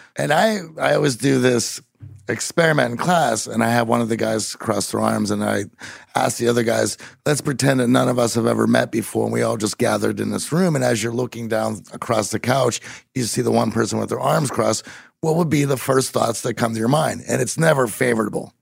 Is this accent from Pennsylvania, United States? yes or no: yes; Pittsburgh, Pennsylvania, United States; I'm from Pittsburgh and there's no accent going on.